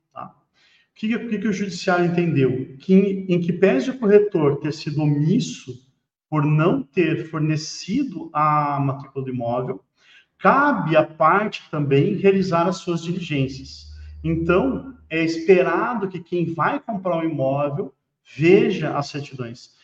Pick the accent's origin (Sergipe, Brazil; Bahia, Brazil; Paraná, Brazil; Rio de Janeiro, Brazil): Paraná, Brazil; eu sou do Paraná